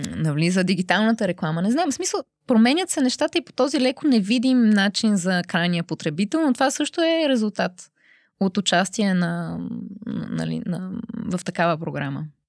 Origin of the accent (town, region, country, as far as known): Bulgaria; moved away as an adult; now in Brussels, Belgium